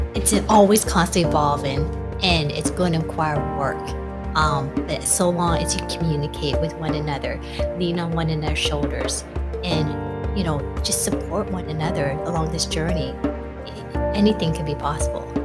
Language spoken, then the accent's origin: English; Toronto, Ontario, Canada; I was born in Toronto, Ontario, up in Canada